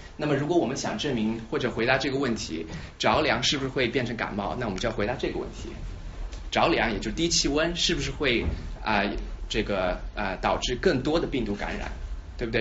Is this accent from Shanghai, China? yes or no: yes; Shanghai, China; moved away as an adult; also born or lived in Sichuan / St. Louis, United States; now in Philadelphia, United States; 我的背景是我是在四川出生，然后上海长大，然后十八岁的时候来这个，呃，在来美国从本科开始读的